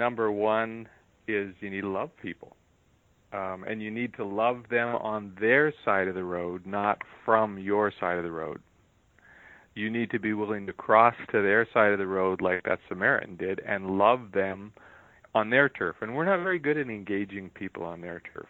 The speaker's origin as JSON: {"language": "English", "country": "United States", "said": "as an American"}